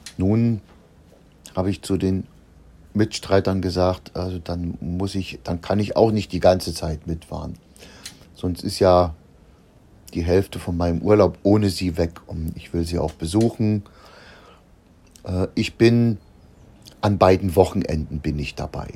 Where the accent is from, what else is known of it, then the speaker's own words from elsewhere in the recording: Germany; bei uns in der DDR